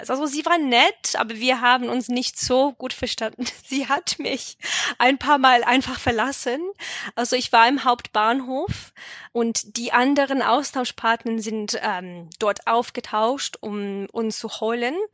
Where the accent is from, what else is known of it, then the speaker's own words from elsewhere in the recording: West Midlands, United Kingdom; German is a second language; moved away; Aber ja, also ich komme aus Worcestershire, aber ich habe meine Stadt vor puh, acht oder neun Jahren verlassen. Also ich habe meinen Akzent ein bisschen verloren